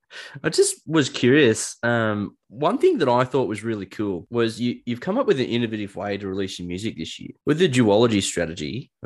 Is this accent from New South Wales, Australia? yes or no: yes; Newcastle, New South Wales, Australia; I'm from Newcastle and it's not really that busy here